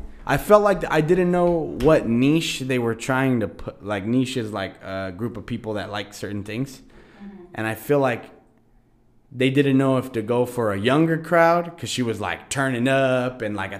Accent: Oxnard, California, United States; we grew up in Cali. Oxnard, California, to be exact.

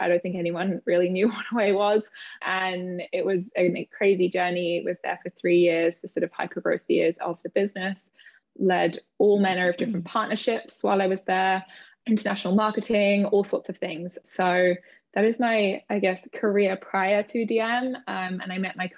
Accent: United Kingdom; moved away as an adult; also born or lived in London; now in New York, United States; I'm British, obviously. I live in New York. I moved here about 6 years ago

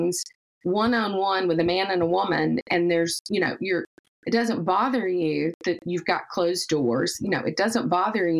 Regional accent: the South, United States; accent: Southern; moved away; accent, we're from the South.

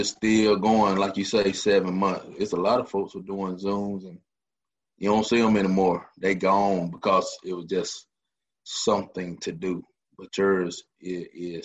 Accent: Tifton, Georgia, United States; now in Columbus, United States; Originally, I'm from Tifton, Georgia. That is South Georgia

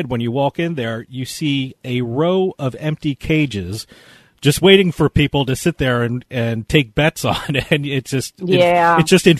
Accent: New Jersey, United States; my home state of New Jersey

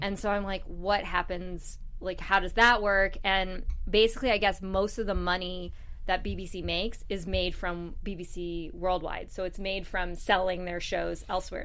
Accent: United States; I'm an American

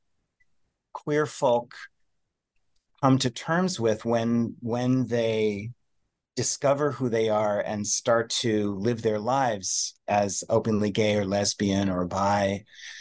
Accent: New York City, New York, United States; I'm a New Yorker

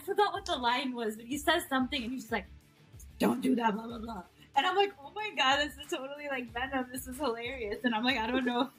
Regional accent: Pakistan; So being Pakistani, that's just something I'm really excited about.

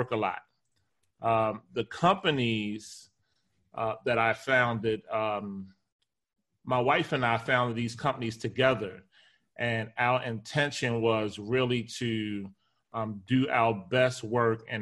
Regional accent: Baltimore, Maryland, United States; I grew up in Baltimore, Maryland, went to Baltimore City Public Schools

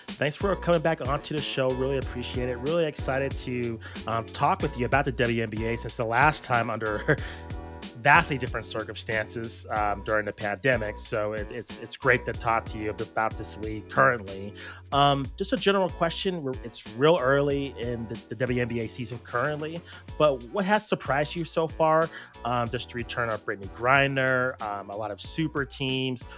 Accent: Albuquerque, New Mexico, United States; we grew up in Albuquerque, New Mexico

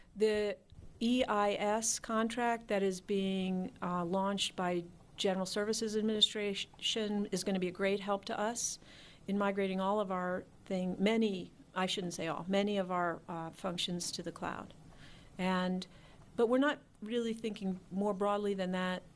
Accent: Philadelphia, Pennsylvania, United States; moved away as an adult; also born or lived in Washington, D.C. area; I'm from Philadelphia, and I had been in Philadelphia in banking

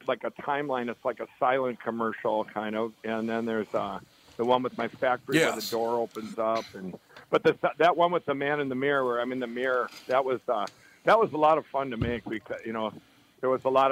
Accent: Chaska, Minnesota, United States; I grew up in Chaska, in Chaska and Carver, Minnesota

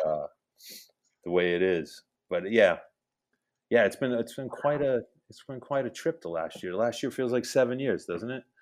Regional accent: Hamden, Connecticut, United States; we're growing up in Hamden in the late seventies, early eighties or seventies eighties

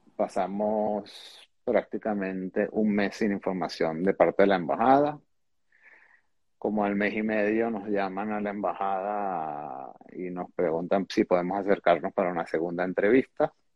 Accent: Venezuela; moved away as an adult; yo nací en Venezuela

